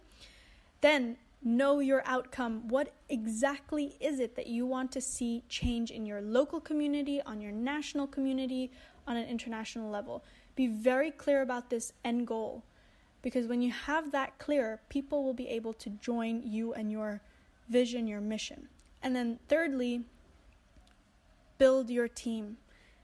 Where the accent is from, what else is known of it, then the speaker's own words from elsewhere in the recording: Bali, Indonesia; I grew up here in Bali, in Indonesia